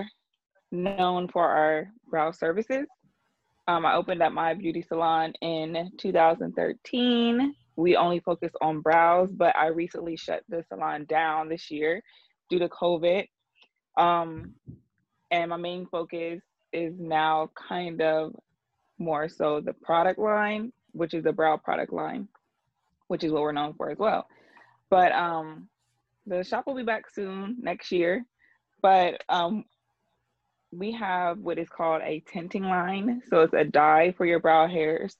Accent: Columbus, Ohio, United States; moved away as an adult; now in Atlanta, United States; I'm from Ohio, Columbus, Ohio

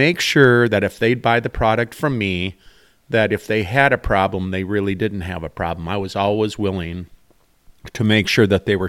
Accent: Rice, Minnesota, United States; I grew up in the St. Cloud area, the Rice area on the river, and I always was a fan of the outdoors.

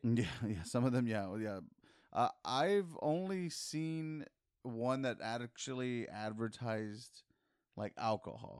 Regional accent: San Antonio, Texas, United States; we're from San Antonio, and here in this city, technically, we're the majority

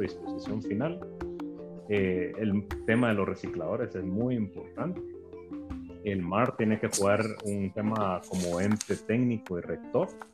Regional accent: Guatemala; somos guatemaltecos

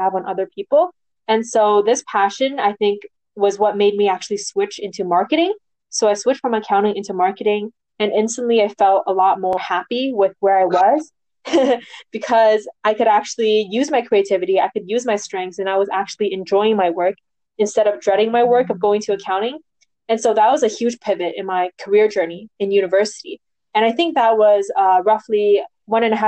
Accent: Vancouver, British Columbia, Canada; I'm from Vancouver, BC, Canada.

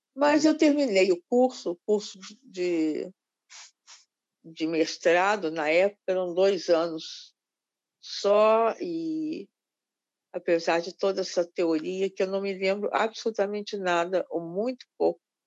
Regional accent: Belo Horizonte, Minas Gerais, Brazil; moved away; eu nasci em Belo Horizonte, um pouco por acaso

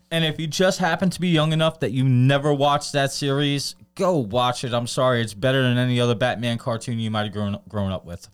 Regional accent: New York City, New York, United States; I grew up in Brooklyn

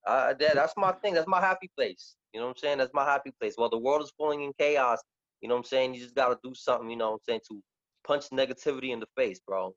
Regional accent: New York City, New York, United States; also born or lived in West Farms, Bronx; we're from the Bronx, man.

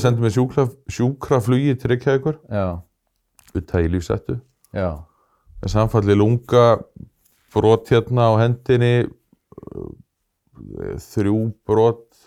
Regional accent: Kristnes, Northeastern Region, Iceland; moved away; Þannig ég hef komist aftur í mína heimasveit

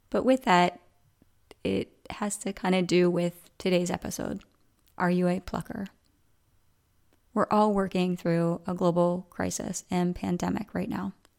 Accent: Coatesville, Pennsylvania, United States; moved away; where I grew up in Coatesville

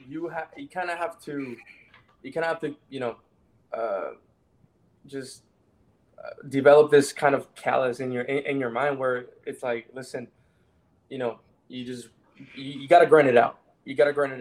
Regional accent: New Mexico, United States; growing up in New Mexico

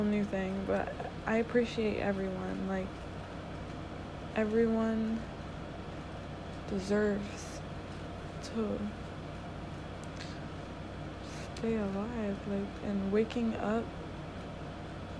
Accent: Connecticut, United States; I'm from Connecticut

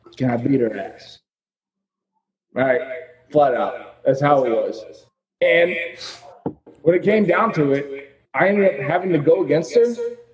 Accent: the South, United States; I'm from the South, you know. We were taught from a young age, like, be ruthless.

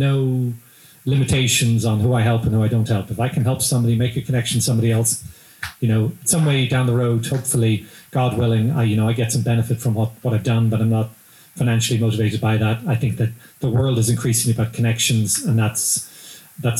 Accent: Ireland; accent: Irish; now in Lexington, United States

